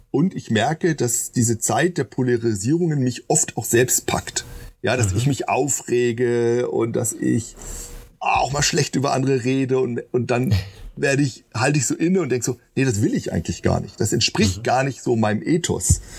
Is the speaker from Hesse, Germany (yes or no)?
yes; Marburg, Hesse, Germany; ich komme hier aus Marburg, große Abendmahlstreit, 16. Jahrhundert und so weiter.